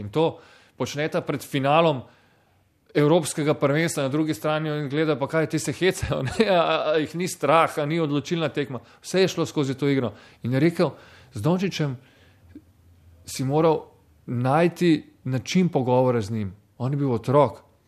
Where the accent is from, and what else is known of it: Slovenia